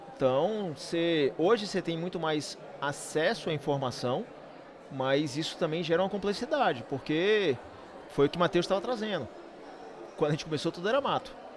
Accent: Salvador, Bahia, Brazil; Salvador é nossa cidade. Todos nós somos baianos, né, de Salvador

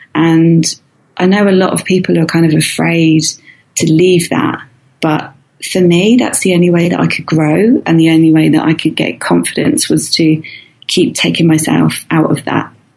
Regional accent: near the Isle of Wight, South East England, United Kingdom; moved away as an adult; I used to live opposite the Isle of Wight, which is this um, island it's half an hour away from my hometown

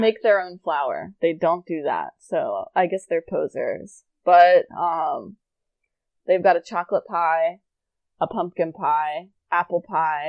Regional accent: East Coast, United States; moved away; I'm from the East Coast

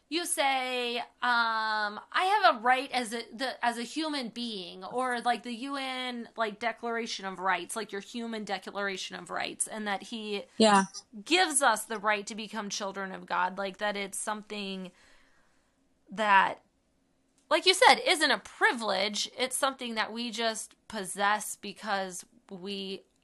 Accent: United States; like I'm an American, so I inherited these rights because of my identity as an American.

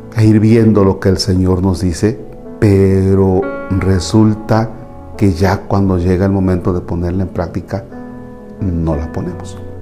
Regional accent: Mexico; como mexicanos

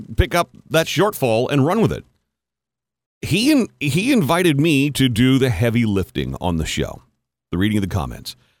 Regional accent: Canada; the year that I was in kindergarten was the first year that French immersion was even offered in Canada

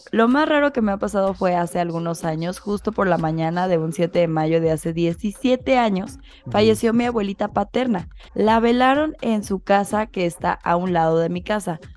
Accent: Morelos, Mexico; yo soy de Morelos, pero estudié en la Universidad de Puebla.

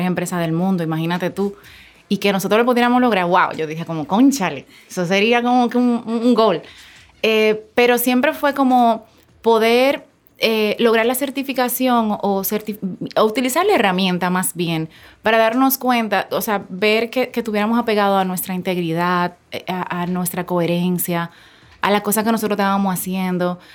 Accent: Santo Domingo Norte, Distrito Nacional, Dominican Republic; Yo me crié en un barrio de Santo Domingo, en Sabana Perdida.

